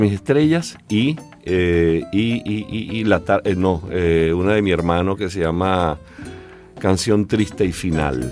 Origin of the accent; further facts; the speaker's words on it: Calabozo, Guárico, Venezuela; mi pueblo, para Calabozo